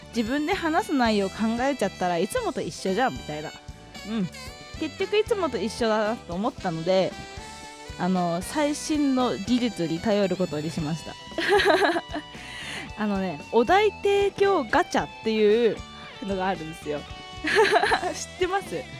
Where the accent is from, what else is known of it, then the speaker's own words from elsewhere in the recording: Hokkaido, Japan; 私の地元北海道